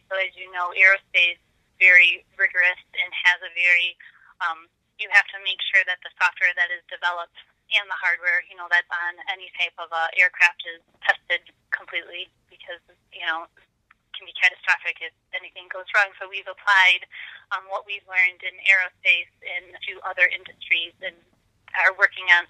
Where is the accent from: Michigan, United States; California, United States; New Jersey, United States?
Michigan, United States; also born or lived in Florida; growing up in Michigan, I actually went to school to college in Florida